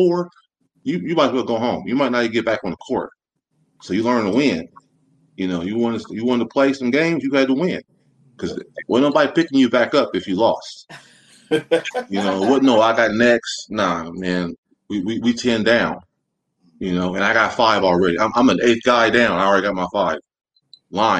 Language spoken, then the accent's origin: English; Muncie, Indiana, United States; moved away as an adult; now in Orlando, United States; I'm from the South Side, a little town called Muncie, Indiana, a little college town, about 40, 45 minutes north of Indianapolis